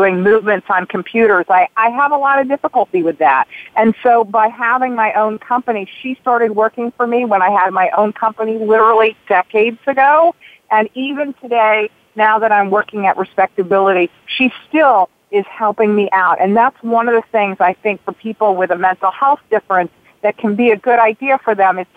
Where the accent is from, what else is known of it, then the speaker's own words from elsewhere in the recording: North Carolina, United States; I grew up in North Carolina.